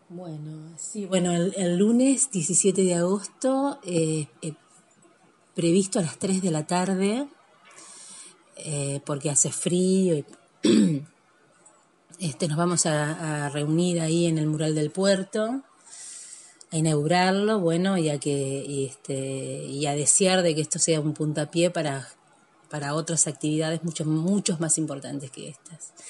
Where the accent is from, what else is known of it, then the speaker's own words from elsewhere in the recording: Nogoyá, Entre Ríos, Argentina; now in Victoria, Argentina; Yo nací en Nogoyá y yo tengo mi, corazón ahí